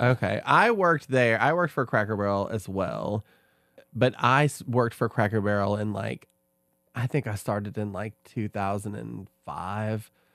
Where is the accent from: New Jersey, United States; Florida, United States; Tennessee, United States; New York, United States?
Tennessee, United States; Oak Ridge; I grew up in Oak Ridge